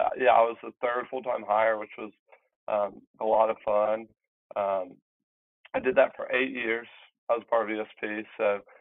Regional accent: Athens, Georgia, United States; also born or lived in Madison County, Georgia; I grew up in Athens

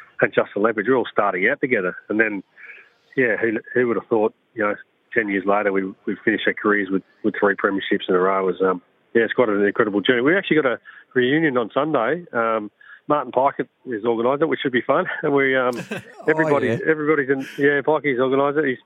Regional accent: South Australia, Australia; moved away as an adult; also born or lived in Brisbane; growing up in South Australia

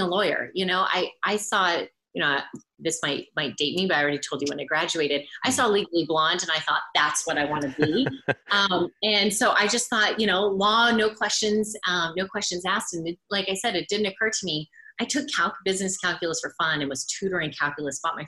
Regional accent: Orange County, California, United States; I grew up in Orange County

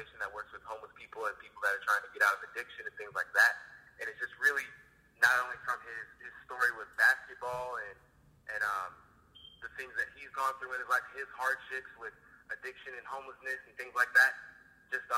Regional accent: Corona, California, United States; also born or lived in Los Angeles; So I've always been a Southern California kid. I grew up in Corona. I was born in L.A., moved out here when I was about 2 years old.

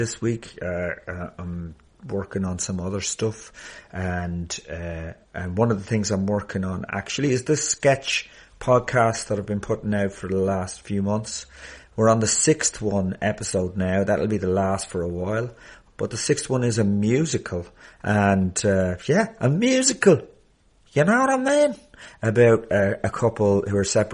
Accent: Ireland; being an Irish person and not being able to speak my native language

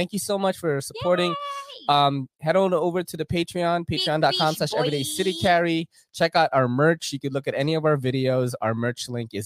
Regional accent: Philippines; now in New York City, United States; I am an Island Boy. I'm from the Philippines.

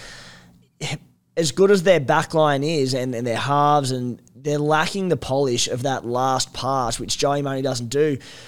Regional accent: Australia; as an Aussie fan

